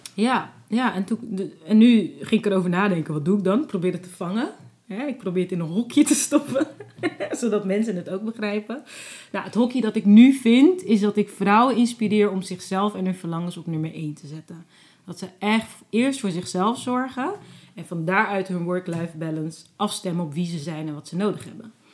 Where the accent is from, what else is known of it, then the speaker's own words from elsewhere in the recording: Netherlands; also born or lived in Cape Verde / Abu Dhabi; als Nederlander ben ik